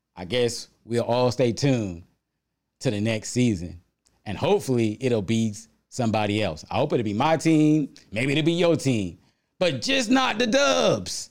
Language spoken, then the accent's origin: English; South Carolina, United States; When I was a young boy growing up in the South